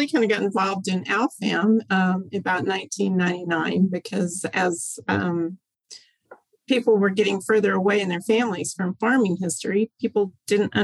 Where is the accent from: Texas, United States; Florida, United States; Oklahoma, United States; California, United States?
Oklahoma, United States; also born or lived in Idaho; I grew up mostly in Oklahoma. I was born in Idaho, but was living in Oklahoma by the time I was five